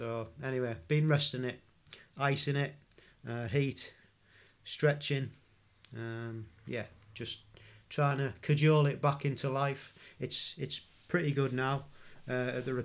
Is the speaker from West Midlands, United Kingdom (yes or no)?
no; Stockton-on-Tees, North East England, United Kingdom; where I was born in Stockton-on-Tees. It's nice to hear somebody with a familiar accent